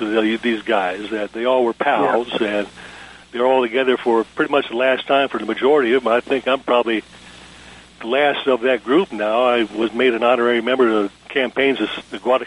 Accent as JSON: {"language": "English", "region": "Georgia", "country": "United States", "tie": "born or raised there", "also_born_or_lived": "Chelsea, Michigan", "said": "my family moved here in 1954"}